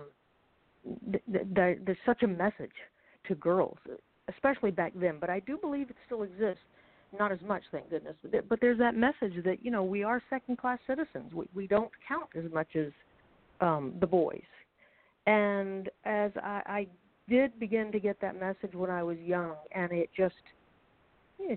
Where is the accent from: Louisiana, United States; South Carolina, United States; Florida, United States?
Florida, United States; St. Petersburg; moved away as an adult; now in New York, United States; I grew up in the 70s, 60s and 70s in the South